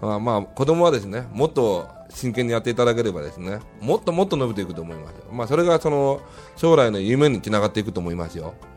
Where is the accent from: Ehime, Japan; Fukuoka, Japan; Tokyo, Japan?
Fukuoka, Japan; Kitakyushu; 僕も北九州で育てられましたから